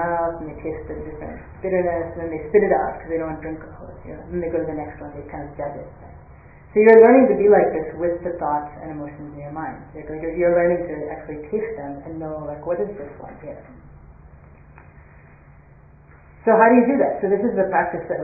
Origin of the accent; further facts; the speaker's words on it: United States; I grew up in the United States